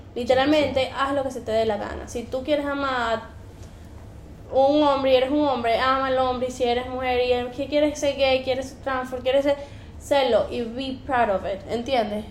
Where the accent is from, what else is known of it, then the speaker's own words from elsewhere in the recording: Venezuela; moved away; we're from Venezuela